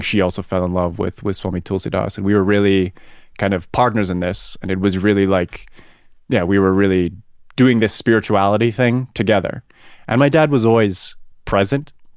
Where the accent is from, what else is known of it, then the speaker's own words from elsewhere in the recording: Vancouver Island, British Columbia, Canada; moved away as an adult; now in Germany; I grew up on Vancouver Island, Canada